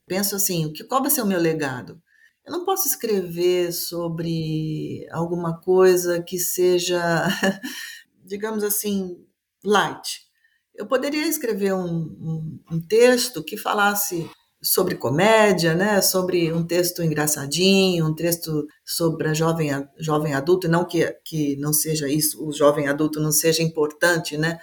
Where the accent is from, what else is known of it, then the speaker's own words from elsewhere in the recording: São Paulo, Brazil; now in Manaus, Brazil; Eu moro em Manaus, eu sou de São Paulo, mas eu moro em Manaus há uns vinte anos